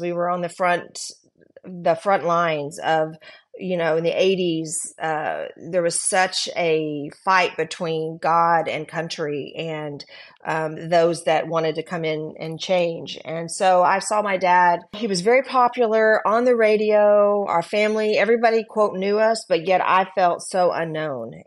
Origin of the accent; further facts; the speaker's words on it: Texas, United States; also born or lived in California; So we moved from California. I was very, um, protected, if you will, um, 'cause we li, I went to a Christian school. My dad was the principal. I knew everybody. And then we moved back to Texas